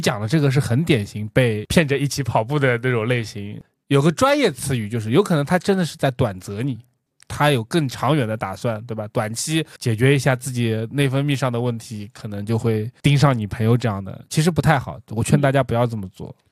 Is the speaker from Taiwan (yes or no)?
no; China; 我们中国人是有缺失的